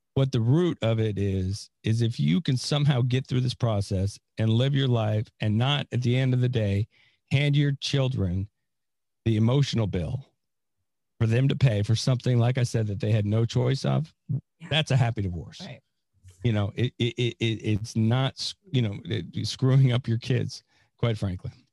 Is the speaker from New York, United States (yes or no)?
no; San Francisco, California, United States; now in Florida, United States; I'm from California, uh, but I also made a mis- not a mistake because I we went to a great school, but uh, yeah, I was born in San Francisco